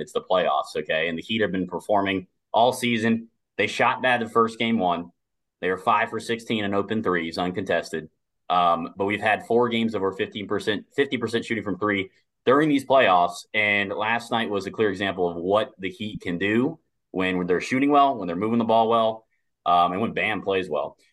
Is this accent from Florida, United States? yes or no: yes; South Florida, United States; I'm from South Florida. I'm living in West Palm right now